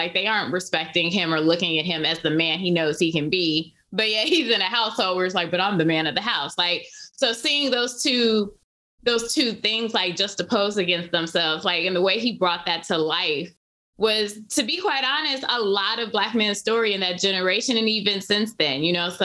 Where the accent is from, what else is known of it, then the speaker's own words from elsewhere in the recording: Chicago, Illinois, United States; I'm from the South Side, low end